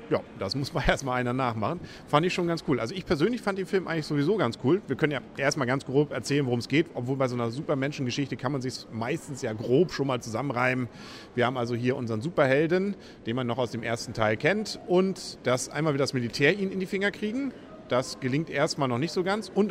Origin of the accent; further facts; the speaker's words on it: Northern Germany, Germany; Als Norddeutscher können wir auch Johansson sagen.